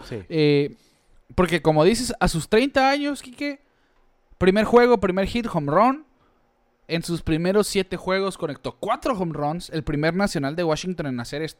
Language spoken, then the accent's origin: Spanish; Hermosillo, Sonora, Mexico; aquí somos de Hermosillo.